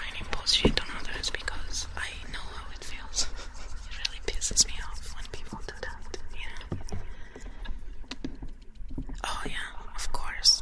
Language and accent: English; Italy; now in Canada; I come from Italy